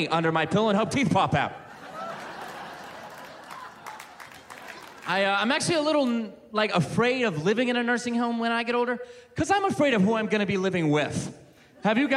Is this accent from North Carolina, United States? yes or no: no; Ohio, United States; now in Western United States; I'm from Ohio